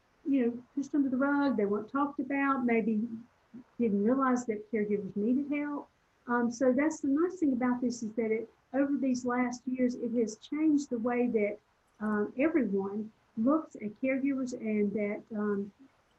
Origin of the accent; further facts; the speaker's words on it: Southern, United States; accent: Southern; my Southern accent